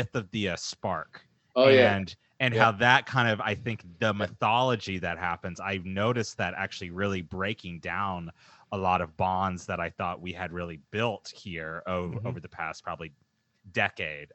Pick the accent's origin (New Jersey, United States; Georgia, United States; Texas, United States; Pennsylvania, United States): Texas, United States; Dallas; now in Seattle, United States; I grew up in Dallas